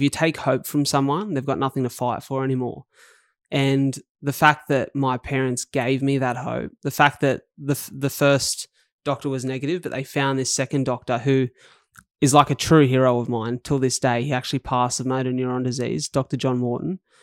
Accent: Wollongong, New South Wales, Australia; I grew up in paradise on earth. Um, to other people. That's called Wollongong

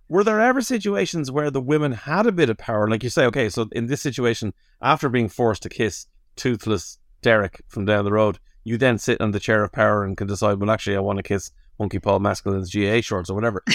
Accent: Dublin, Leinster, Ireland; certainly as a dub

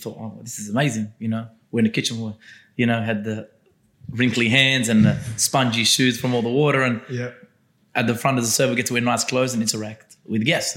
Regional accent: Castle Hill, New South Wales, Australia; being born and raised in Castle Hill

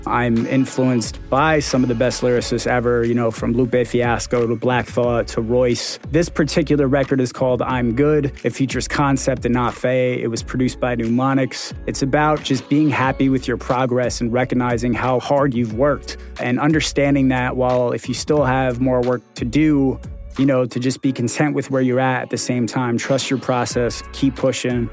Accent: Baltimore, Maryland, United States; also born or lived in New York; I am a rapper from Baltimore by way of New York.

